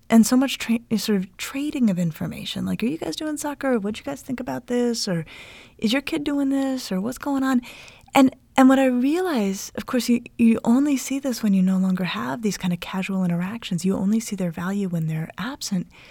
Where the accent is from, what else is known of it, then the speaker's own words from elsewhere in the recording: Denver, Colorado, United States; Denver, where I grew up